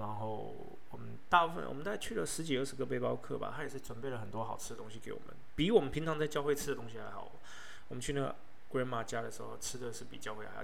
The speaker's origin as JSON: {"language": "Chinese", "region": "Taipei", "country": "Taiwan", "tie": "born or raised there", "also_born_or_lived": "Yilan / Brisbane", "moved": "as an adult", "said": "我是在台北土生土长的小孩，但是我在伊朗读的五专，我们学校叫复兴文专"}